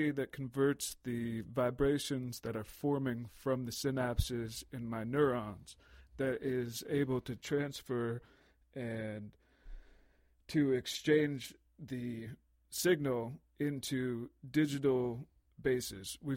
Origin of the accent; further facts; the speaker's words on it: United States; now in Canada; I'm just I'm I'm American and Canadian, so when I see the Queen on the coin, I'm like, what's the deal?